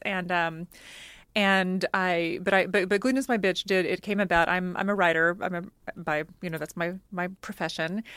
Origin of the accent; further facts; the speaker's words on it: United States; moved away; also born or lived in Oklahoma / Texas; I grew up, you know, in Oklahoma and Texas, and I'm Cajun